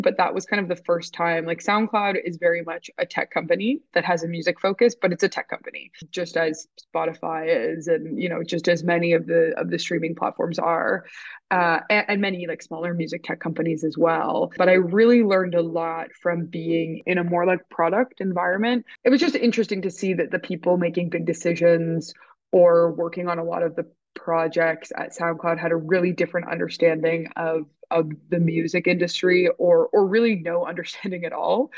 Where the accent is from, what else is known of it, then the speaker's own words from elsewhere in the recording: Toronto, Ontario, Canada; moved away as an adult; also born or lived in London; I was born and raised in Toronto too.